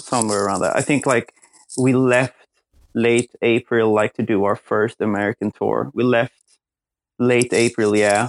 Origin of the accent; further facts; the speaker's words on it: Gothenburg, Västra Götaland, Sweden; my hometown Gothenburg